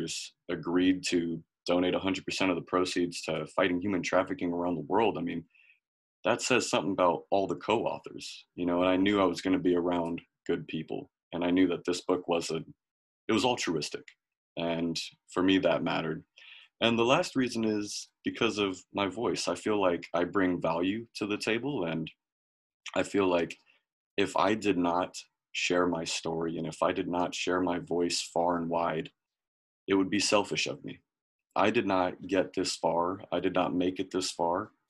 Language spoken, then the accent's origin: English; Bay Area, California, United States; I'm born and raised in California, specifically the Bay Area. So I'm right next to Oakland.